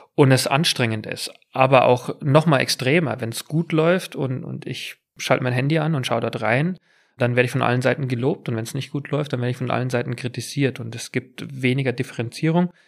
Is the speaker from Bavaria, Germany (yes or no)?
yes; near Munich, Bavaria, Germany; accent: Bavarian; moved away as an adult; also born or lived in England; auf einem Bauernhof in der Nähe von München groß geworden